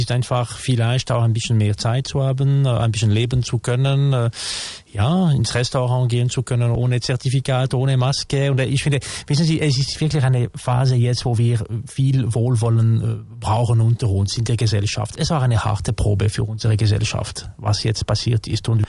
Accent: Switzerland; für nicht nur bei uns in der Schweiz, aber generell

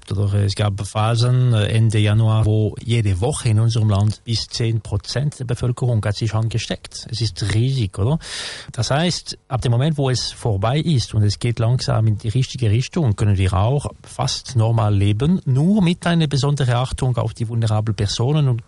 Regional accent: Switzerland; für nicht nur bei uns in der Schweiz, aber generell

